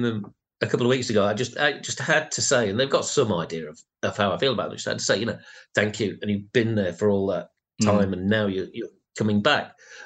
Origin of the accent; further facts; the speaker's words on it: Rotherham, Yorkshire and the Humber, United Kingdom; I grew up in Rotherham, and there were two record shops